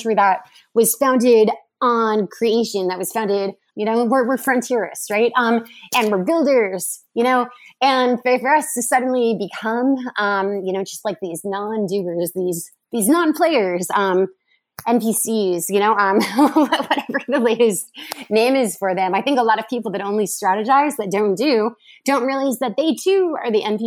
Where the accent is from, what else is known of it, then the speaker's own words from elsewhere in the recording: United States; I'm an American